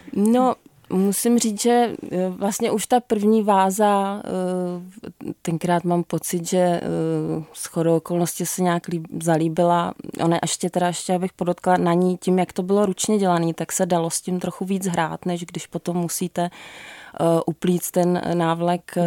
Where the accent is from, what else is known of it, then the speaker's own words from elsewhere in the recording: Jizera Mountains, Liberec Region, Czechia; já jsem z Jizerek